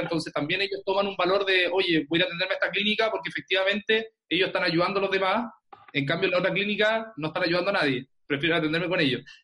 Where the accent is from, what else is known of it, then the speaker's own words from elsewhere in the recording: Concepción, Biobío, Chile; soy de Concepción, de Chile.